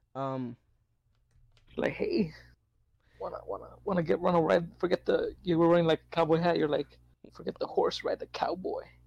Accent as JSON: {"language": "English", "country": "United States", "accent": "American", "said": "because I'm American. I have the American accent"}